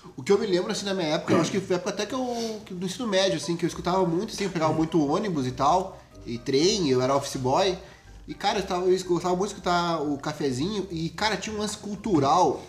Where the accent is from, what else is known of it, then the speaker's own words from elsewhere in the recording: Rio Grande do Sul, Brazil; a gente é do Rio Grande do Sul